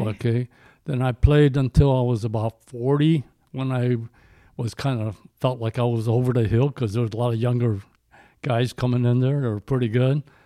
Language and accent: English; Addison, Illinois, United States; I grew up in Addison, Illinois